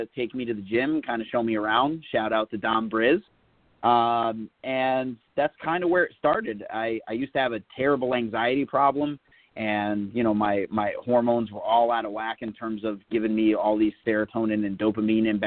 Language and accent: English; Connecticut, United States; also born or lived in New York; my home state of Connecticut, and then where I was born in New York.